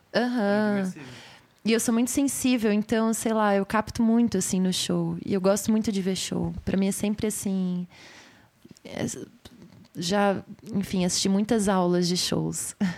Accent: São Paulo, Brazil; eu sou daqui de São Paulo

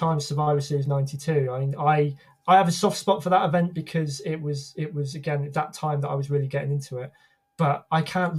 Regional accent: United Kingdom; as a Brit

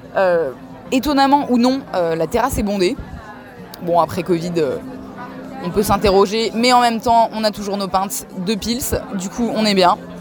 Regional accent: Strasbourg, Grand Est, France; moved away as an adult; moi, je suis strasbourgeoise et donc ça fait un an que je suis rentrée, donc dans un peu plus d'un an que je suis rentrée dans ma ville natale

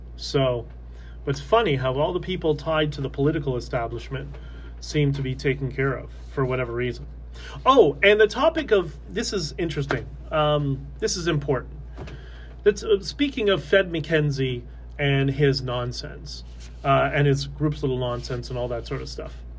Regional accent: Canada; I'm just Canadian. That that's it. I am Canadian first

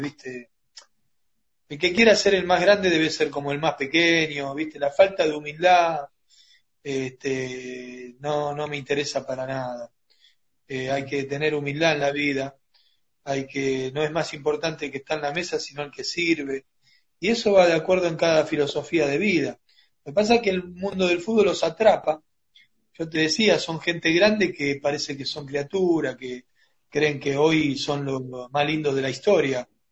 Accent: Argentina; nosotros como argentinos

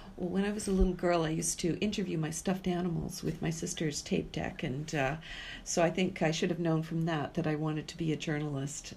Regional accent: Vancouver, British Columbia, Canada; also born or lived in Yellowknife / Saskatchewan / Calgary; finally made my way back home to my hometown of Vancouver

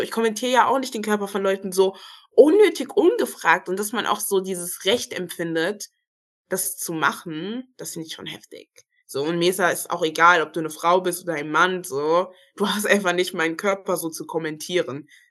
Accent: Germany; ich sehe mich auch als Deutsche, weil ich bin hier geboren, ich habe einen deutschen Pass. Ich wurde hier sozialisiert. Ich bin hier zur Schule gegangen

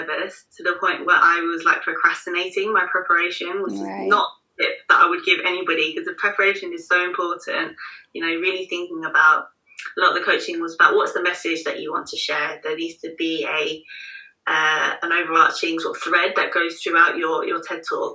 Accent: London, United Kingdom; right here in my hometown of London

